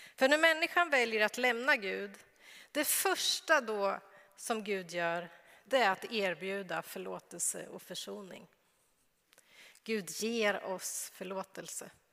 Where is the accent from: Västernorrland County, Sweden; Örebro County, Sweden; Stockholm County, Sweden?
Örebro County, Sweden; Örebro; moved away; jag är uppväxt i Örebro men jag har inte alltid bott i Örebro, men nu bor jag i Örebro